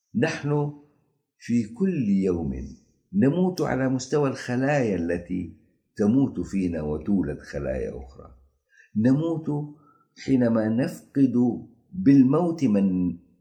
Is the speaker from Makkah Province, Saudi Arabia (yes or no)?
yes; Jeddah, Makkah Province, Saudi Arabia; also born or lived in Mecca; نحن أبناء الرويس